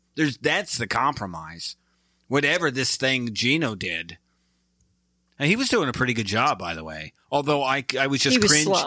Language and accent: English; Michigan, United States; Because I'm from Michigan.